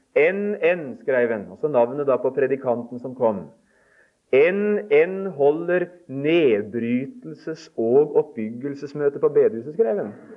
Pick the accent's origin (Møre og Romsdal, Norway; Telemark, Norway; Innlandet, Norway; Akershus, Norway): Telemark, Norway; moved away; hjemme i Telemark